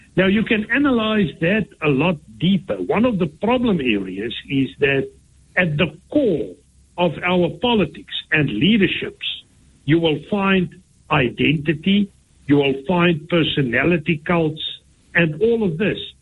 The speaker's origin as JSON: {"language": "English", "country": "South Africa"}